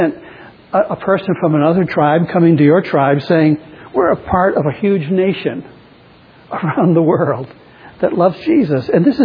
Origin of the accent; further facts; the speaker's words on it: New Hampshire, United States; also born or lived in Chicago, Illinois / Nashua, New Hampshire / Maine; now in Chicago area, United States; I'm from New Hampshire